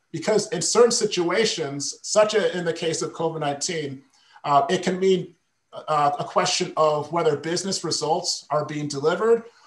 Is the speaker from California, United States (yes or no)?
no; Michigan, United States; moved away as an adult; also born or lived in Las Vegas; my wife and I relocated back to Michigan, which is my home state